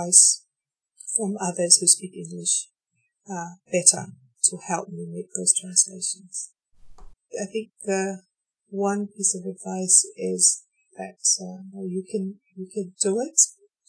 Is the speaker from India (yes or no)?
no; Tonga; accent: Tongan; first language Tongan; English is a second language; I speak Tongan as my mother tongue